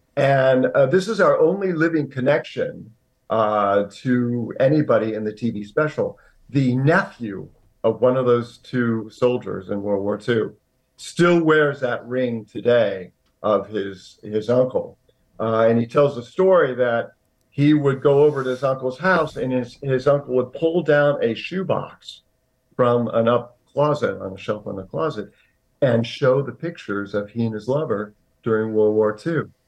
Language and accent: English; Indiana, United States; when I was seven years old, growing up in Indiana